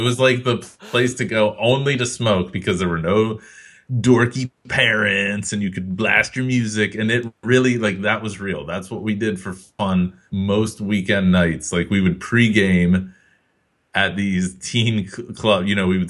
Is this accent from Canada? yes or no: no; United Kingdom; Like, yeah, of course I know all these monsters and how to fight vampires. I'm British.